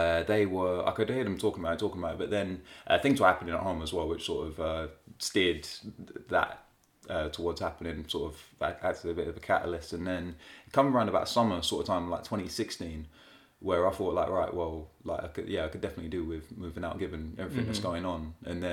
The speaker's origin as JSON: {"language": "English", "region": "London", "country": "United Kingdom", "moved": "as an adult", "lives_now": "Yorkshire, United Kingdom", "said": "From London originally. Yeah, don't sound like I'm from Yorkshire, although we're here."}